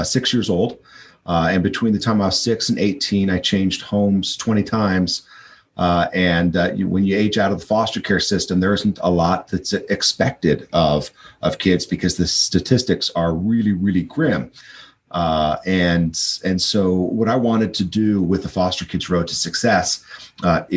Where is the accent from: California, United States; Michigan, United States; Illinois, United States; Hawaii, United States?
Hawaii, United States; I lived in Hawaii. I was born in Hawaii.